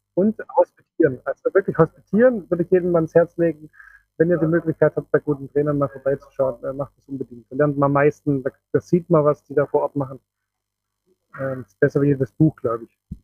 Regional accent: Switzerland; bei uns in der Schweiz

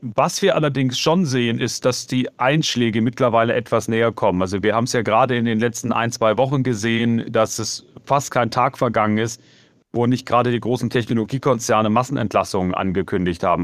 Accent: Germany; now in United States; ich bin selber Deutscher

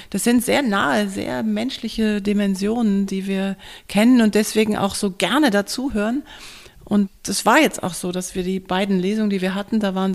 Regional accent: North Rhine-Westphalia, Germany; ich komme auch aus dem Ruhrgebiet

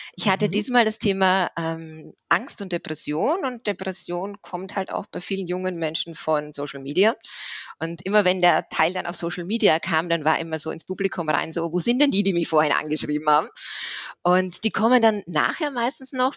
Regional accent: Austria; moved away as an adult; now in Swabia, Germany; ich bin ursprünglich aus Österreich und bin jetzt aber seit sieben Jahren im Schwabenland

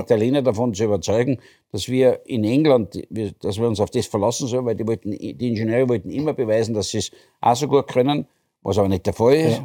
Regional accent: Austria; Ich bin als Österreicher

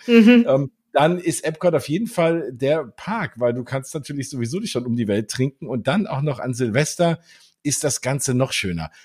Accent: Germany; als Deutsche

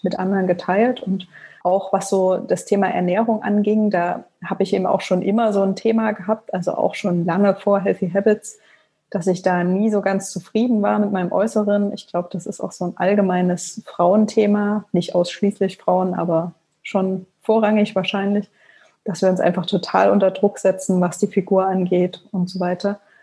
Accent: Leipzig, Saxony, Germany; also born or lived in Frankfurt (Oder); ich komme aus Leipzig gebürtig und ähm, ja, habe hier Abi gemacht

